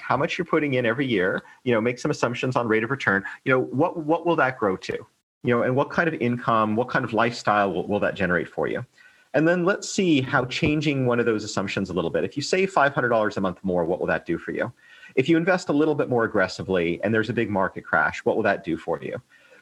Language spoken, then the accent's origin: English; United States; now in Hong Kong; I'm American